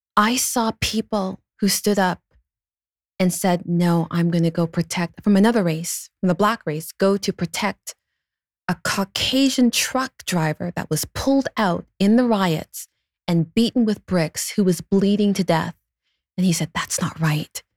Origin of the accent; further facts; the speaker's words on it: Canada; I'm a Canadian